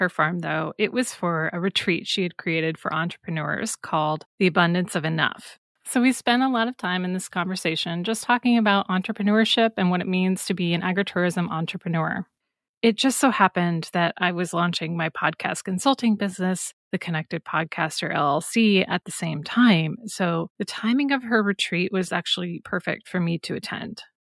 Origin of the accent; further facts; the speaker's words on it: Iowa, United States; moved away as an adult; also born or lived in big cities on both coasts; I'm originally from Iowa, but like many others, I left to pursue career and adventure elsewhere. Then, a couple of years ago, after 2 decades living in big cities on both coasts, I returned.